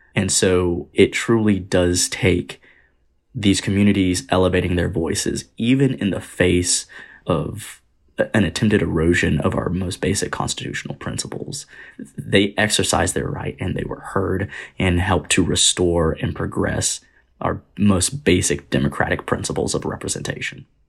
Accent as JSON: {"language": "English", "town": "Bristol", "region": "Tennessee", "country": "United States", "tie": "born or raised there", "said": "I was born and raised in East Tennessee, in Bristol, which is right on the border of Tennessee and Virginia"}